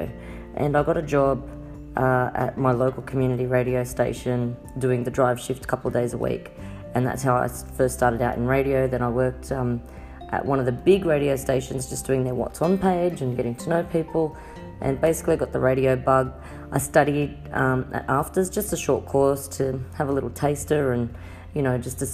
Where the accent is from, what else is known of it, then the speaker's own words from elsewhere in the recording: Sydney, New South Wales, Australia; I'm from Sydney, Australia